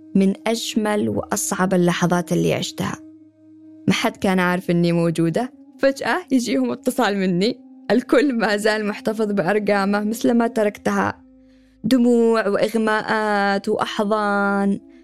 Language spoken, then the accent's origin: Arabic; Sanaa, Amanat Al Asimah, Yemen; moved away as an adult; صنعاء مدينتي اللي ولدت فيها وتربيت